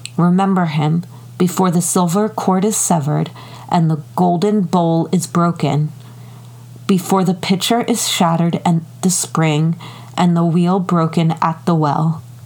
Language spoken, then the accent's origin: English; United States; I'm American.